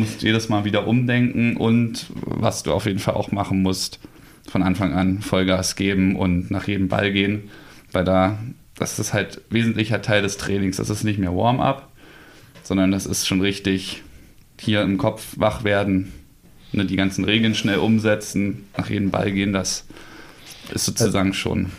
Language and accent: German; Berlin, Germany; moved away; also born or lived in Gotha; Richtung meiner alten Heimat, Richtung Berlin